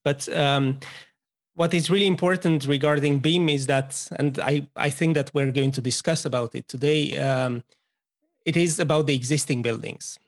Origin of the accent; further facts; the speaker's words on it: Romania; moved away as an adult; I'm originally from Romania, as you are, uh, but moved here quite a while ago